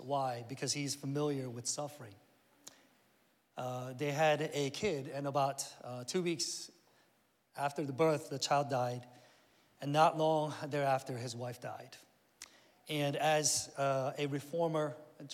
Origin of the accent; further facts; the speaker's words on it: Northern Virginia, United States; moved away as an adult; also born or lived in Korea; I grew up here in Northern Virginia, went to Oakton High School